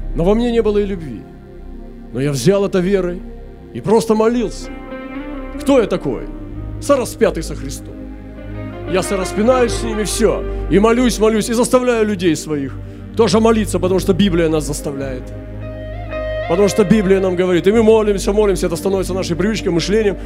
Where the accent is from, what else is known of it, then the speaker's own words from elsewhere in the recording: Russia; Если я уроженец России, если здесь моя родина